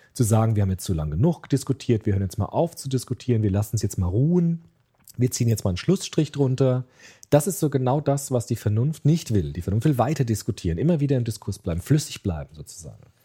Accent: Germany; bei uns in Deutschland

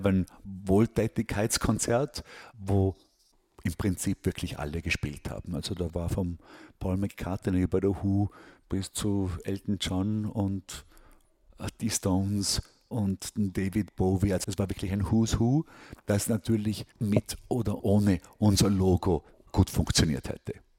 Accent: Austria; moved away as an adult; also born or lived in Hong Kong; now in New York, United States; ich fühle mich als Österreicher

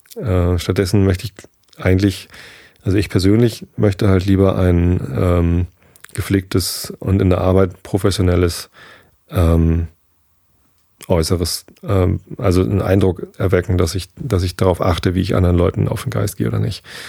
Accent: Northern Germany, Germany; Als Norddeutscher

